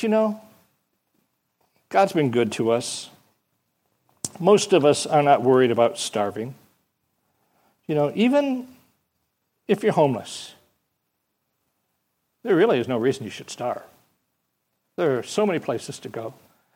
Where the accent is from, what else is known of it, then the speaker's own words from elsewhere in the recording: Michigan, United States; moved away; I come from Michigan